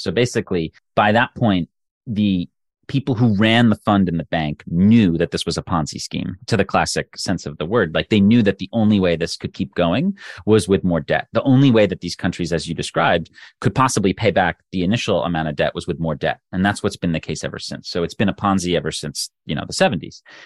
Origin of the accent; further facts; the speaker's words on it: United States; as an American speaking